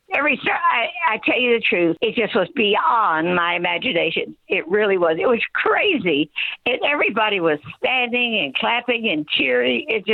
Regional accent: Arkansas, United States; now in Oxford, United States; I'm actually from Arkansas, but I've moved to so many locations through my years.

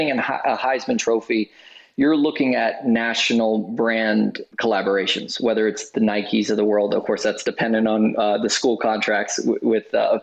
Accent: Orlando, Florida, United States; here in my hometown in Orlando

